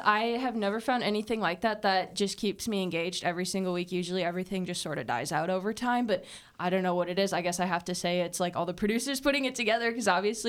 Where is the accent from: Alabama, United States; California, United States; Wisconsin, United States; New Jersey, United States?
Wisconsin, United States; I mean, I'm from Wisconsin, so I make that 5-hour drive between here and there